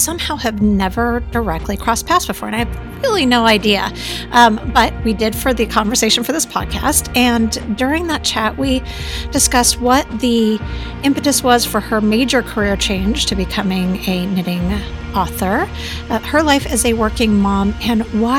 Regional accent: Torrance, California, United States; moved away as an adult; also born or lived in Colorado; now in Austin, United States; we moved when I was 9 to Southern California. I grew up in Torrance.

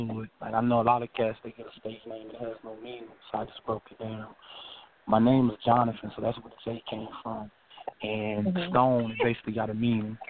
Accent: Lynchburg, Virginia, United States; moved away as an adult; also born or lived in Greensboro, North Carolina; I'm originally from Lynchburg, Virginia, born and raised.

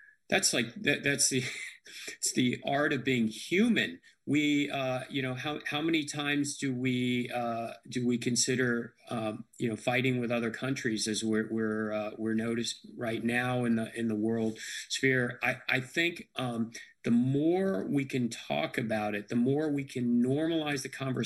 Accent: United States; now in Nashville, United States; even though I grew up in Washington, I love the Steelers as a kid

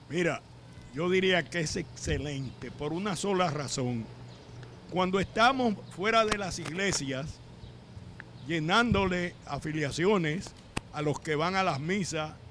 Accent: Dominican Republic; now in United States

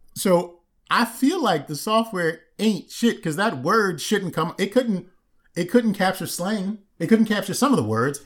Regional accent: Maryland, United States; I'm from Maryland

